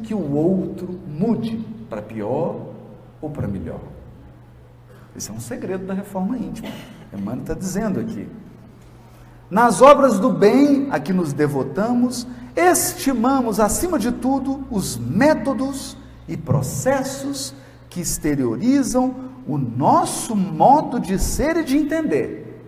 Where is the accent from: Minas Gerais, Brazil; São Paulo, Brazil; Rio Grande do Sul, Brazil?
Minas Gerais, Brazil; Jequitinhonha Valley; lá na minha terra, lá no Vale do Jequitinhonha